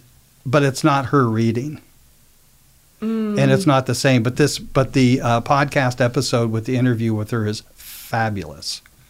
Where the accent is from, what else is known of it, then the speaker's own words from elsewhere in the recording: Portland, Oregon, United States; moved away; my hometown of Portland, Oregon.